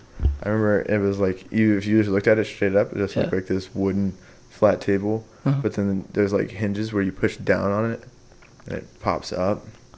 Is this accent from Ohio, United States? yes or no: yes; Ohio, United States; Because they heard that I was from Ohio